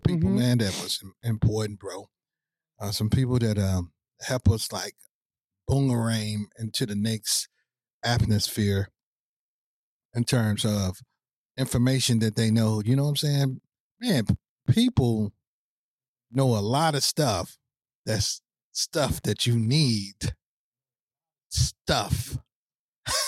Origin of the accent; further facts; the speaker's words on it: St. Louis, Missouri, United States; I'm from St. Louis, Missouri